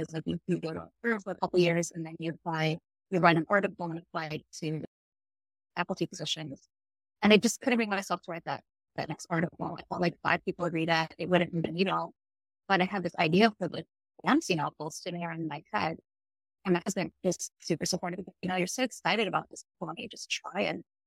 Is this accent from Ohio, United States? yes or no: yes; Ohio, United States; moved away as an adult; So my family is from the Philippines and Indonesia. I grew up in Ohio